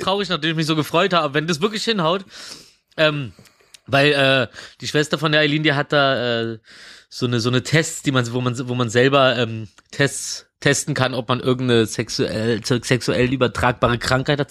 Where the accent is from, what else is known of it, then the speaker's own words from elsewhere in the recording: Berlin, Germany; Und ich komme aus Reinigendorf und ich wohne gerade in Mitte